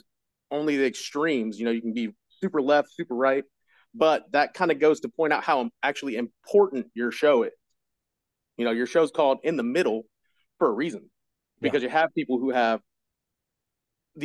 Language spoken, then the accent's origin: English; Springfield, Ohio, United States; I'm from Springfield